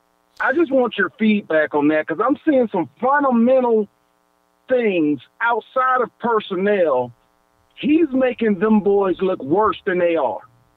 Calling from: Georgia, United States; Hey, man, you're speaking to … man, and I'm following from Georgia.

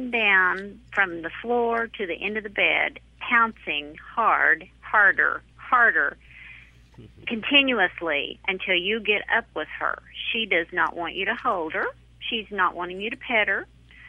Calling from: Oklahoma, United States

